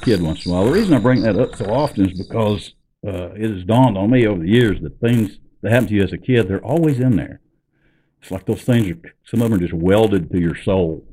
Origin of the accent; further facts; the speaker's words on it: Ozark Mountains, northwest Arkansas, United States; I grew up in the Ozark Mountains in northwest Arkansas